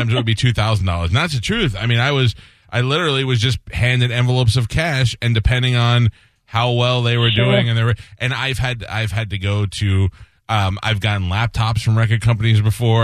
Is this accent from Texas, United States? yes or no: no; New York City, New York, United States; I'm from Staten Island